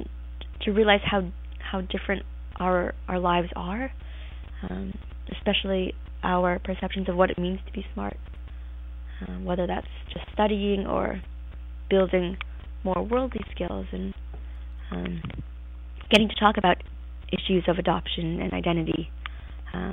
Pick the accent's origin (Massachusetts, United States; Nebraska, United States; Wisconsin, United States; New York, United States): Massachusetts, United States; Cambridge; also born or lived in Changzhou, China; I recently graduated high school in Cambridge